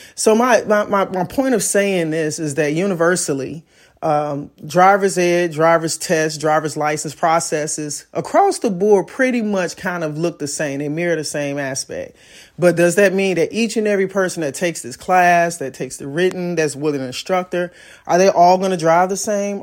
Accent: Chicago, Illinois, United States; I'm from Chicago, so driver's education was a curriculum that we had in school

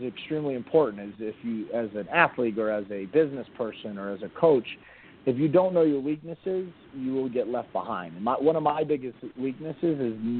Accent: Miami, Florida, United States; moved away as an adult; also born or lived in North Carolina; now in Northern Virginia, United States; I'm born and raised in Miami

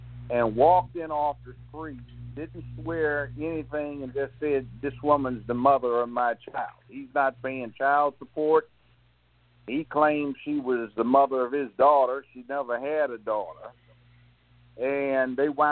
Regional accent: Los Angeles, California, United States; moved away as an adult; now in Tennessee, United States; I didn't grow up in the South. I grew up in Los Angeles, kindergarten all the way through law school

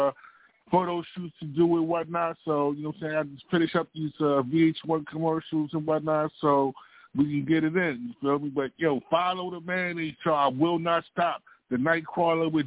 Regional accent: Baltimore, Maryland, United States; I'm from Baltimore, Maryland, Eastside, Zone 18

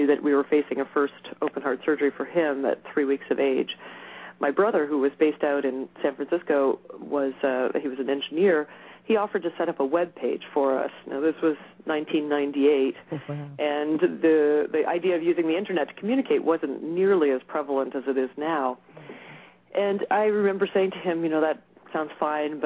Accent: Montreal, Quebec, Canada; moved away as an adult; also born or lived in United States; now in Chicago, United States; We both hail from that area originally

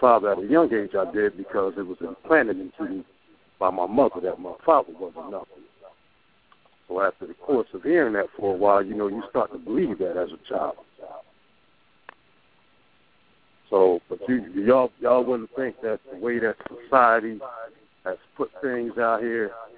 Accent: Trenton, New Jersey, United States; I'm actually from Trenton, New Jersey.

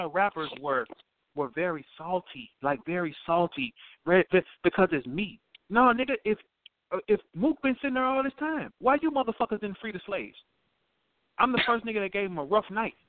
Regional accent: St. Louis, Missouri, United States; I'm from St. Louis.

